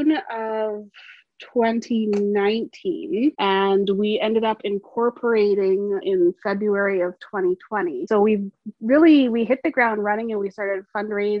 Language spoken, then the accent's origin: English; Brandon, Manitoba, Canada; now in Winnipeg, Canada; I'm originally from Brandon, Manitoba.